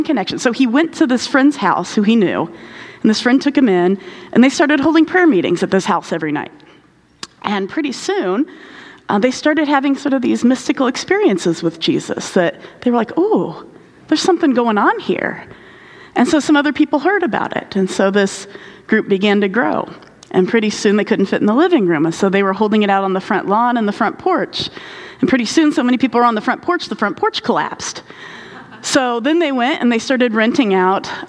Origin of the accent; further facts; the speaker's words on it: Indianapolis, Indiana, United States; Indianapolis, my hometown.